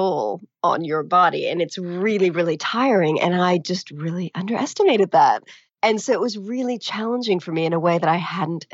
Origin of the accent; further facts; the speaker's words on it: California, United States; moved away as an adult; also born or lived in Latin America; now in England, United Kingdom; I grew up in California, really close to a state park